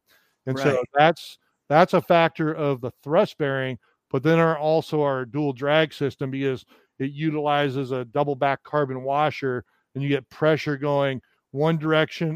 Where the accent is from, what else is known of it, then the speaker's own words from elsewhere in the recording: Southern California, United States; growing up in Southern California